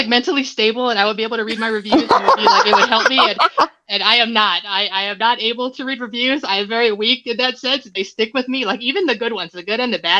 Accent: Hawaii, United States; now in Arizona, United States; I am originally from Hawaii, but I now live and burn in Arizona in the desert

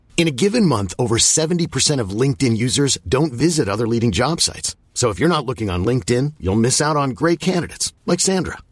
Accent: Vallejo, California, United States; I grew up in Vallejo, California.

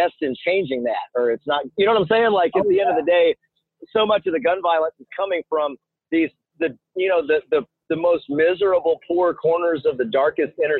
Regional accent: United States; growing up in America

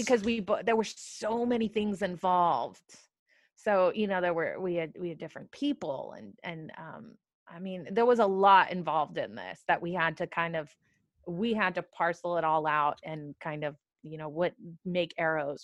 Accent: California, United States; I'm from California

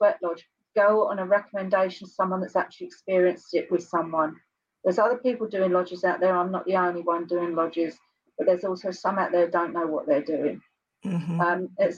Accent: Kent, South East England, United Kingdom; I was born and bred in Blackfin, okay, Kent

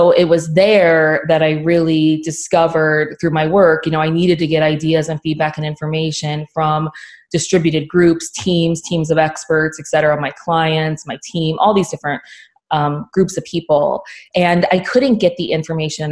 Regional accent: Oxford, Ohio, United States; I grew up in Oxford, Ohio

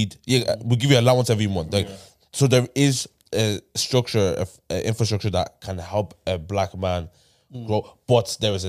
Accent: Dublin, Leinster, Ireland; I'm from Tyler.

